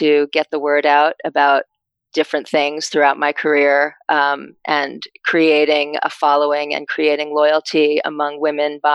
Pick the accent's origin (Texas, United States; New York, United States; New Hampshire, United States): New York, United States; moved away as an adult; now in Connecticut, United States; we're both from New York. We're both New Yorkers. I've only lived in Connecticut for a short time.